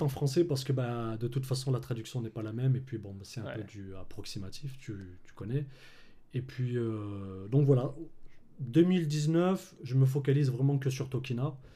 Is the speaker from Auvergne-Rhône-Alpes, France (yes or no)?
yes; Clermont-Ferrand, Auvergne-Rhône-Alpes, France; Alors moi, là-bas, je suis de, bah, de Clermont-Ferrand.